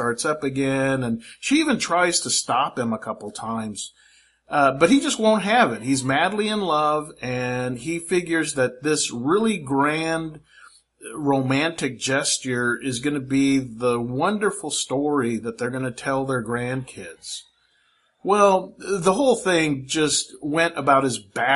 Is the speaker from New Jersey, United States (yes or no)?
no; Fairfield, California, United States; moved away as an adult; now in Philippines; when I was a kid growing up in Fairfield, California